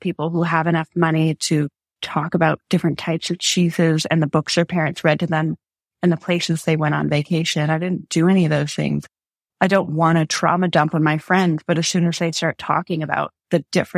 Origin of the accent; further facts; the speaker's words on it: Canada; moved away as an adult; also born or lived in England; I was from Canada.